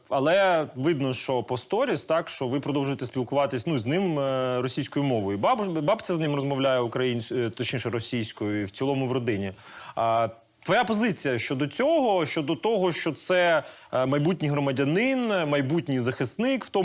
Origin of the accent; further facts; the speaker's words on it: Ukraine; first language Russian; Ukrainian is a second language; я російськомовна з російськомовної родини і. І моя дружина, вона з Черкащини, але це там не українська, це ближче до суржика. Але з часом ми прийняли рішення, що типу, ну оскільки ми українці, ми маємо знати мову